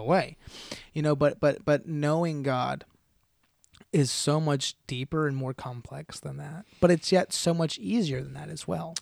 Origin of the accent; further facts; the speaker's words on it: United States; as American followers of Christ